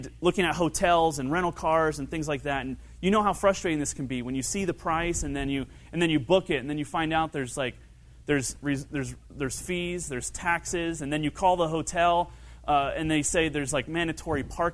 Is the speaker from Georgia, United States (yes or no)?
no; Kentucky, United States; I grew up in Kentucky.